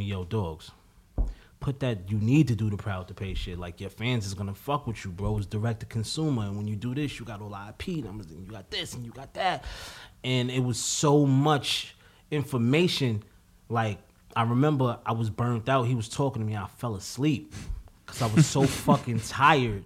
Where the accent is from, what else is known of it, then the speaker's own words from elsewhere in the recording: New York City, New York, United States; I'm from Harlem. Like, I'm from the hood